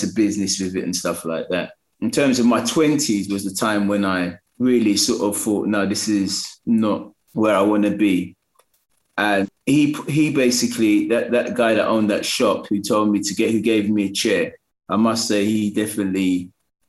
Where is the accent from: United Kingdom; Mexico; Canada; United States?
United Kingdom; London; I'm from New Cross